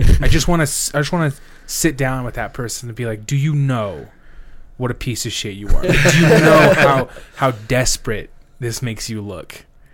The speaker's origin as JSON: {"language": "English", "country": "United States", "said": "I know I'm from America"}